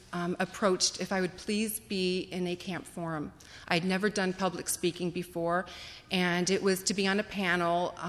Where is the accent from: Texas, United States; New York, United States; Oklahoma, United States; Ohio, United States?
Ohio, United States; Akron; growing up in the Akron area